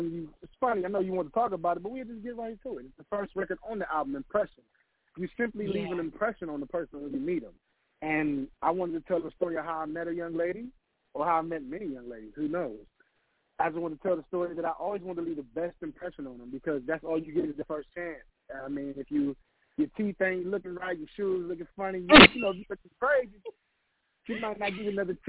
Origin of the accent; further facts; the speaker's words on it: Cleveland, Ohio, United States; Cleveland, Ohio, born and raised.